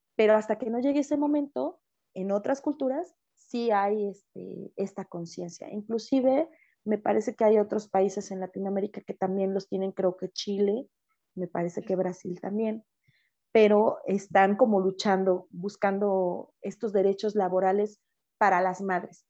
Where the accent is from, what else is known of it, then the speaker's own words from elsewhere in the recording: Mexico; yo soy mexicana